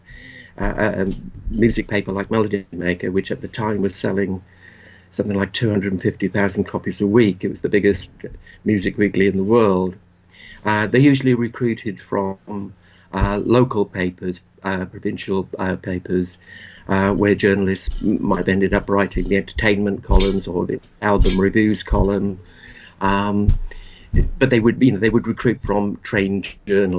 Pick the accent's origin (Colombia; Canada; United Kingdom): United Kingdom; Port Talbot, Wales; moved away; I grew up in a small town in South Wales. It was a steel town called Port Talbot.